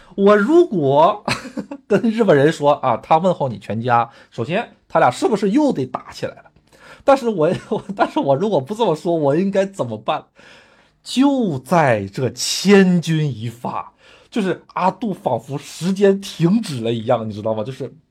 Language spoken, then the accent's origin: Chinese; China; now in Japan; 我还是中国人嘛，毕竟我是中国人嘛